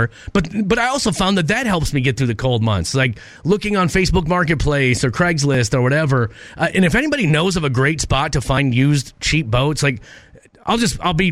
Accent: Minnesota, United States; when I grew up in Minnesota

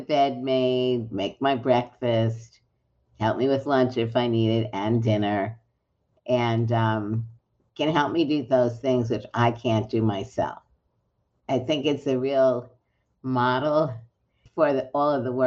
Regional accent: New York City, New York, United States; moved away as an adult; also born or lived in Berkeley, California; I grew up in Brooklyn

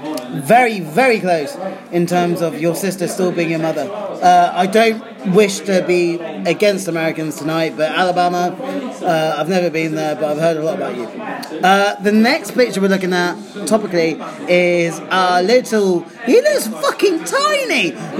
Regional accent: South Africa; born there; For the listeners, I mean, I was born in South Africa.

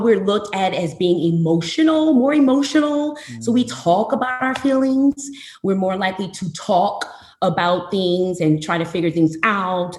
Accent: Flint, Michigan, United States; moved away as an adult; also born or lived in New Orleans, Louisiana / St. Louis, Missouri; now in Houston, United States; I was born and raised in Flint, Michigan

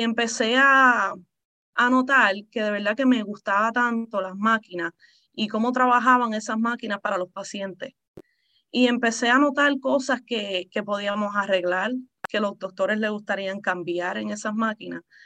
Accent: Puerto Rico; also born or lived in Texas; now in Maryland, United States; yo originalmente soy de Puerto Rico. Uh, mis padres son de ahí.

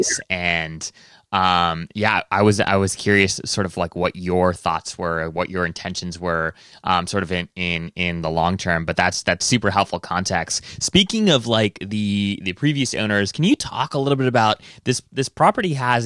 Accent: Washington, District of Columbia, United States; we're from Washington D.C.

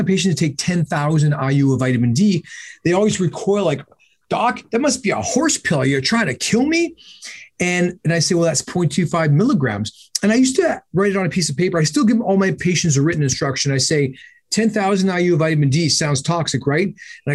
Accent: Canada; I'm Canadian

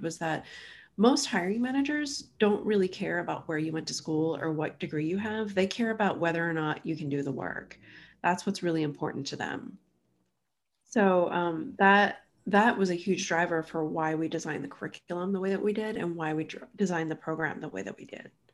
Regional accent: southern New Jersey, United States; moved away as an adult; also born or lived in Philadelphia, Pennsylvania; now in Chattanooga, United States; I grew up in southern New Jersey, which is, you know, right across the river from Philadelphia.

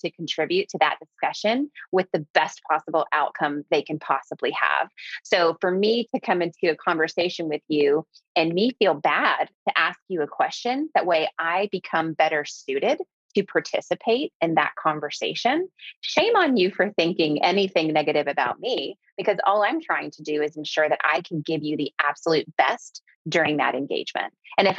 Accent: Clearwater, Florida, United States

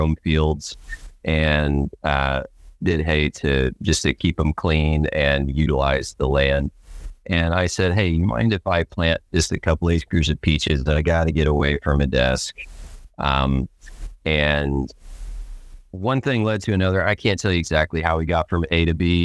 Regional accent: Stockton, Missouri, United States; Stockton, Missouri, which is what I call my hometown. We moved a couple times, but I spent most of my youth in Stockton, Missouri

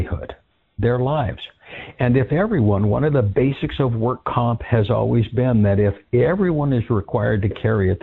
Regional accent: California, United States; my home state, California

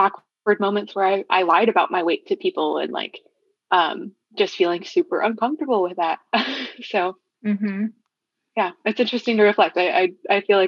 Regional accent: Flint, Michigan, United States; also born or lived in Ann Arbor, Michigan; I moved from the Ann Arbor area up towards the Flint area when I was around 10

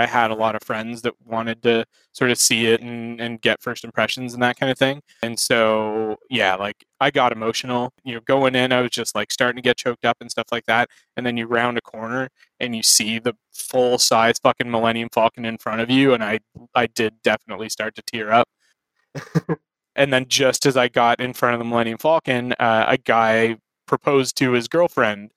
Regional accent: Canada; I was a professional Canadian

